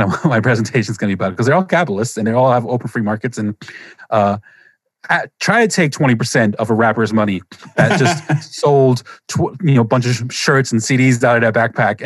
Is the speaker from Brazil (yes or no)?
no; Germany; moved away; I grew up in Germany